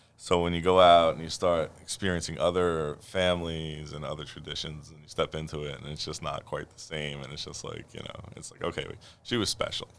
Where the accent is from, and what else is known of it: New York City, New York, United States; born or raised there